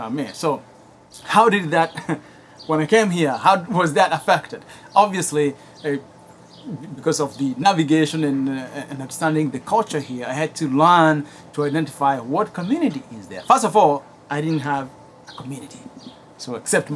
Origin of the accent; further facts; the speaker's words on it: Kenya; English is a second language; now in United States; I grew up in Kenya